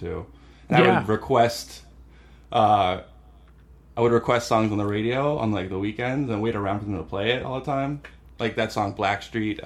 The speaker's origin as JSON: {"language": "English", "town": "Doylestown", "region": "Pennsylvania", "country": "United States", "tie": "born or raised there", "also_born_or_lived": "Knoxville, Tennessee"}